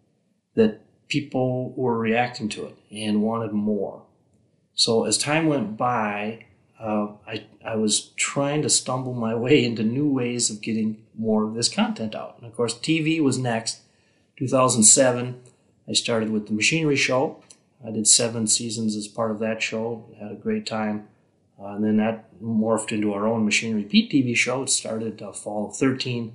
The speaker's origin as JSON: {"language": "English", "town": "Benson", "region": "Minnesota", "country": "United States", "tie": "born or raised there", "said": "I grew up in Benson, Minnesota, population 3,200."}